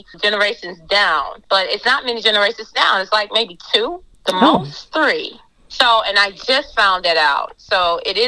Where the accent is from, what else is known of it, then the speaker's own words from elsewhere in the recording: Galveston, Texas, United States; now in Houston, United States; originally, I'm from Galveston. I grew up in Galveston, and, you know, I'm here in Houston